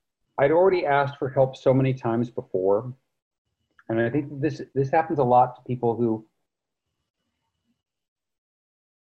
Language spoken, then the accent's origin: English; Carmel-by-the-Sea, California, United States; I grew up in one of the most beautiful places in the world, Carmel by the Sea, California.